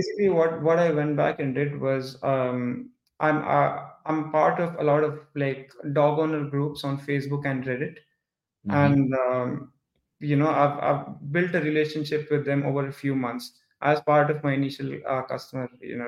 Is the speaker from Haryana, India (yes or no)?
no; Hyderabad, Telangana, India; I'm from India too. Come from the southern part of India. There's a city called Hyderabad.